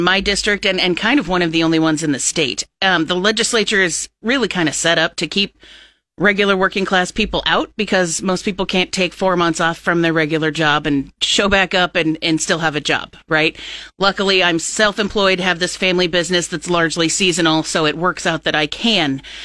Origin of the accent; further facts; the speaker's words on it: Plattsmouth, Nebraska, United States; I've been a resident of Cass County my whole life. I grew up in Plattsmouth.